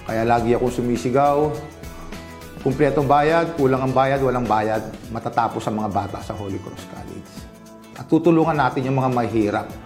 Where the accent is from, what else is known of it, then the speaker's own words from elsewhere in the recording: Santa Ana, Philippines; also born or lived in Manila; Andun ako sa Maynila, bumalik naman ako rito. Nakita ko, naghihirap naman yung bayan ko.